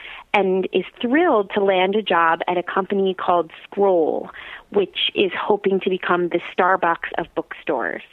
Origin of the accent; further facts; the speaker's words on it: South Orange, New Jersey, United States; I grew up in South Orange, New Jersey, not far from where we live now